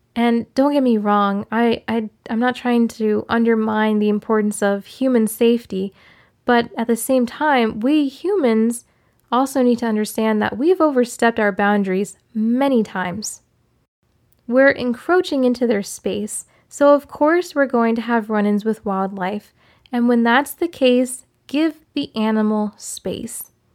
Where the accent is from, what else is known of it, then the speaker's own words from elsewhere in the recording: Maryland, United States; growing up in Maryland